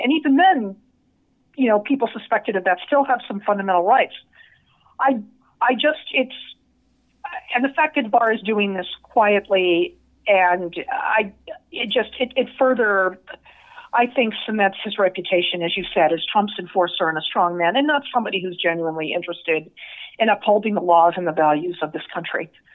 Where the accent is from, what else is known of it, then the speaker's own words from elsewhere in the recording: Las Vegas, Nevada, United States; now in San Diego, United States; somebody like myself who grew up there